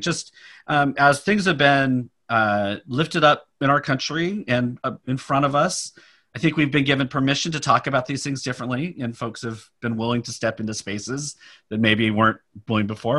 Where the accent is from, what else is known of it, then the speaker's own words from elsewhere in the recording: Sacramento, California, United States; now in Palo Alto, United States; I grew up in Sacramento